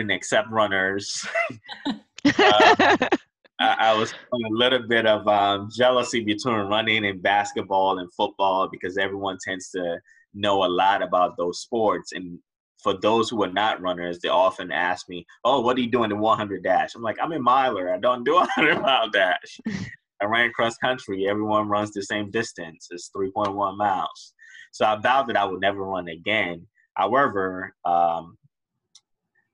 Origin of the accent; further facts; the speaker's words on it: Riverdale, Maryland, United States; I grew up in Riverdale, Maryland.